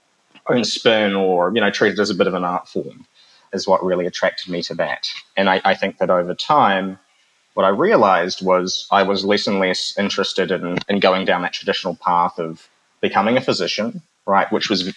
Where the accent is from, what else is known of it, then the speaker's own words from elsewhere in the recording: New Zealand; as a young person growing up in New Zealand, my mother was Filipino